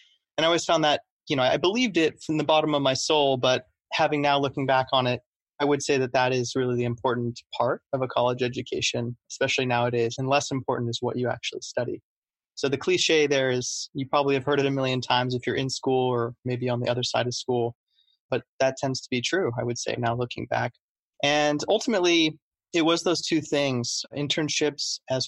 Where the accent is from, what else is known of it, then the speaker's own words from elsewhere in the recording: Los Angeles, California, United States; I grew up in Los Angeles and really wanted to go to the East Coast for college.